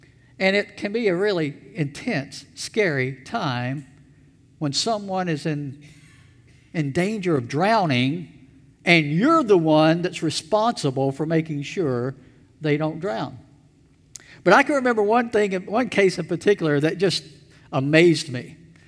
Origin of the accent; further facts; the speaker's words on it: Elberton, Georgia, United States; When I was a teenager, I worked for the town that I grew up in Elberton, Georgia